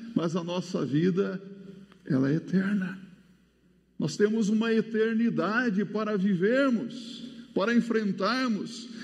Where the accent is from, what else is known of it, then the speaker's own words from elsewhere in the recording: Mato Grosso do Sul, Brazil; moved away; eu sou lá do Mato Grosso do Sul